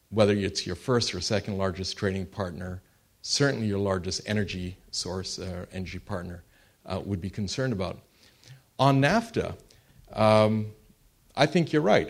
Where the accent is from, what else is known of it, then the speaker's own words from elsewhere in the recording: Canada; I am Canadian